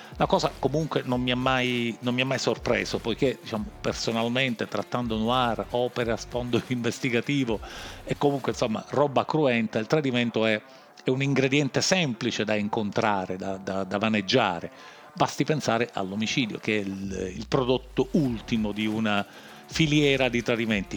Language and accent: Italian; Palermo, Sicily, Italy; come diciamo noi a Palermo